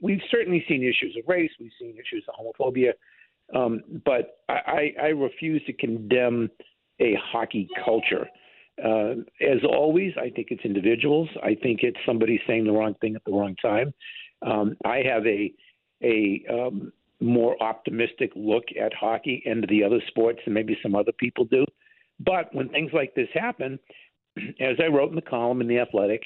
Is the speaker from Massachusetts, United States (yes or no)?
yes; Boston, Massachusetts, United States; You're a kid growing up in Boston